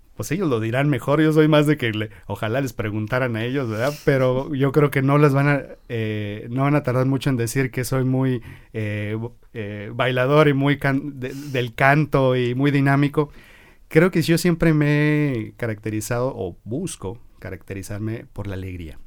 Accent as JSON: {"language": "Spanish", "town": "Guadalajara", "region": "Jalisco", "country": "Mexico", "said": "la mayor parte de mi formación fue en Guadalajara, como buen tapatío"}